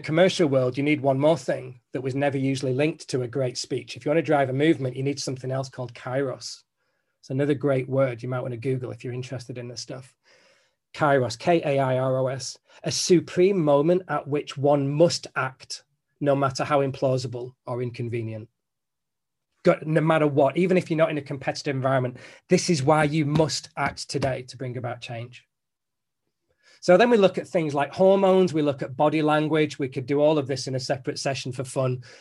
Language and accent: English; Manchester, North West England, United Kingdom; I'm from Manchester